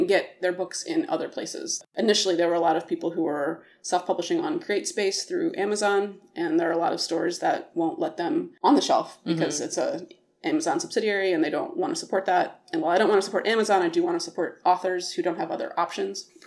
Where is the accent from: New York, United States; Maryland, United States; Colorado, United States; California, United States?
Maryland, United States; moved away; I grew up in Maryland, close to D.C.